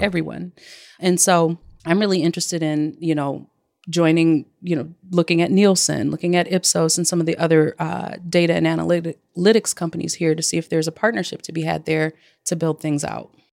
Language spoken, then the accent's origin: English; Detroit, Michigan, United States; also born or lived in Flint, Michigan / Chicago, Illinois; my hometown, Detroit, Michigan, by way of Flint, Michigan. And uh, I, but I've lived in Chicago as well for 15 years